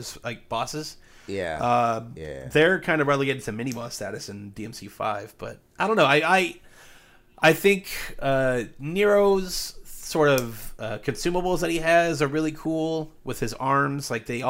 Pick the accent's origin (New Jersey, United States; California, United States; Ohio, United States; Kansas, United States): Ohio, United States; I mean, technically, I'm from the South. I mean, I was. Now I'm a Yankee. Everybody knows Southern Ohio is the bastion of Northern ideals.